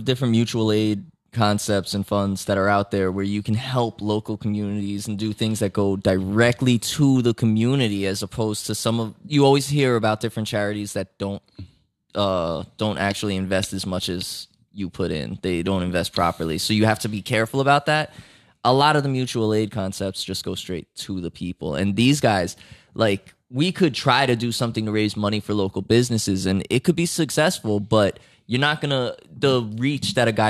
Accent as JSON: {"language": "English", "region": "New Jersey", "country": "United States", "said": "we're from North Jersey."}